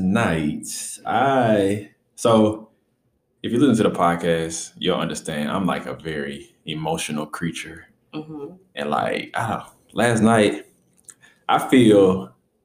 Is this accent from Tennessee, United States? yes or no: yes; Memphis, Tennessee, United States; moved away; Memphis, my hometown